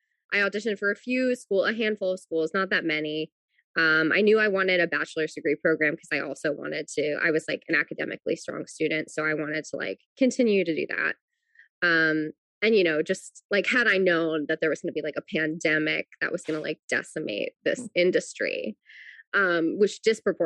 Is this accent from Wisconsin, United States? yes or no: no; New Jersey, United States; I grew up in New Jersey, so I was never that far away from New York